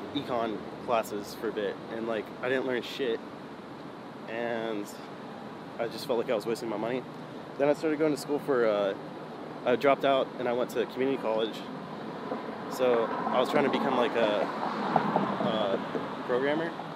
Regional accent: San Jose, California, United States; I was born in San Jose, uh, grew up there

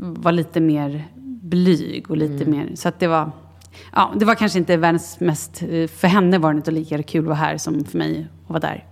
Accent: Sweden; Vi var ett gäng svenskar

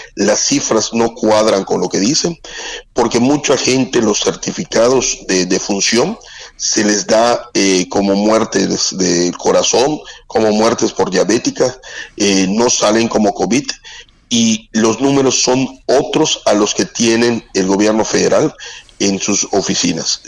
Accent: southeast Mexico, Mexico; como somos los sureños

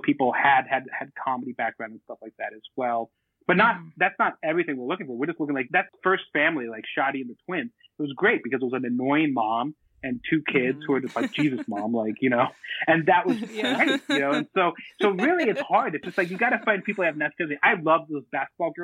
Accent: Boston, Massachusetts, United States; I'm from Boston. I was born in Boston, and all my family's from Boston

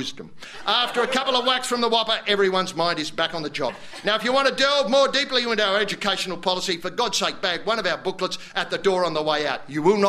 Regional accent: Australia; the pavlova's as Australian as I am.

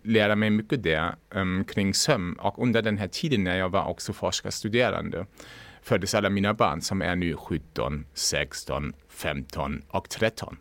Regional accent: Lübeck, Schleswig-Holstein, Germany; Swedish is a second language; moved away as an adult; now in Sweden; Som man kanske också hör, jag kommer inte från Sverige. Jag mm. kommer från norra Tyskland, Lübeck

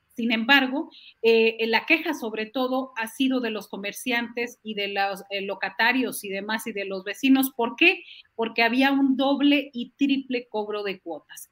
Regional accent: Matamoros, Tamaulipas, Mexico; creciendo en Matamoros, en la frontera

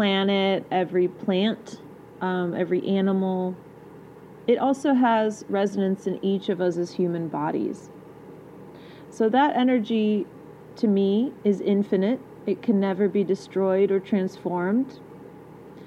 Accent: England, United Kingdom; I am English. Born there.

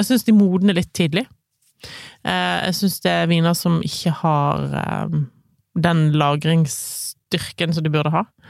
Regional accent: Voss, Vestland, Norway; jeg kommer fra Voss

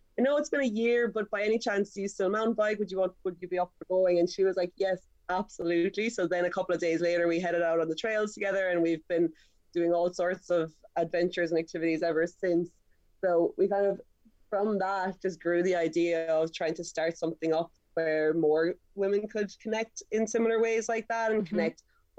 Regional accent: Ireland; I'm from Kerry

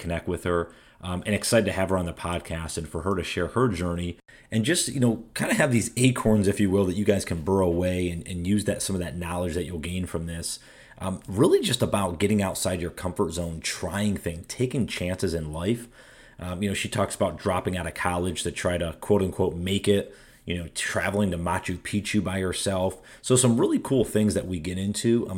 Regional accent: upstate New York, United States; now in Carolinas, United States; I'm from upstate New York

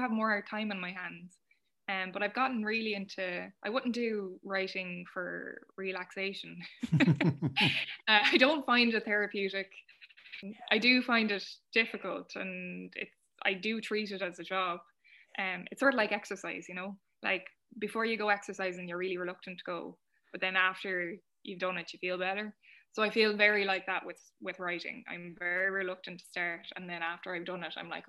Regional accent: Ireland; all of our history as Irish women of being oppressed

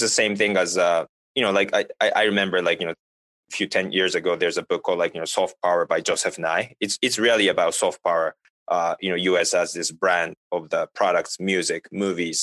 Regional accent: Japan; now in United States; I'm not from the United States. Like, you know, I'm originally from Japan and the working in the US

